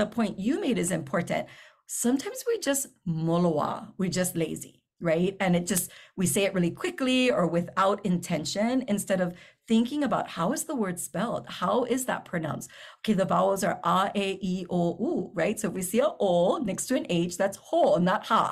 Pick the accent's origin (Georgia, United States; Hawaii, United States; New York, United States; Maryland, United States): Hawaii, United States; I live here or because I'm Hawaiian